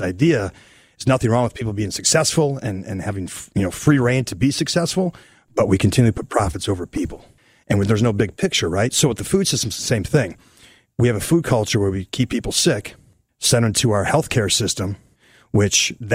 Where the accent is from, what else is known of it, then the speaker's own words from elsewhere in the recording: Wisconsin, United States; my grandparents, I'm from Wisconsin, they had a farm